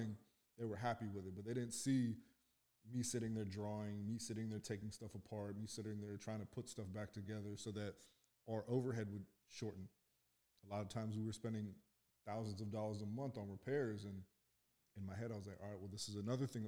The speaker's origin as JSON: {"language": "English", "town": "Calgary", "region": "Alberta", "country": "Canada", "tie": "born or raised there", "moved": "as an adult", "lives_now": "Pittsburgh, United States", "said": "Born in Canada. Calgary, Alberta."}